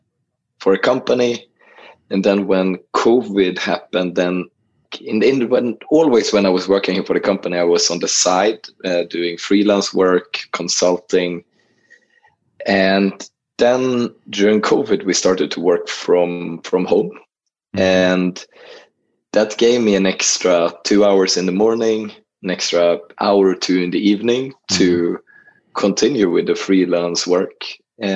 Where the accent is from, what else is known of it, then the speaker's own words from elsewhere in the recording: Gothenburg, Västra Götaland, Sweden; moved away as an adult; now in Portugal; I grew up in Gothenburg, which is the second largest city of Sweden on the west coast.